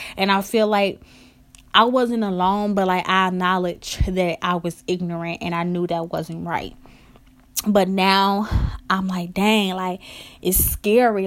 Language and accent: English; Chicago, Illinois, United States; I'm from Chicago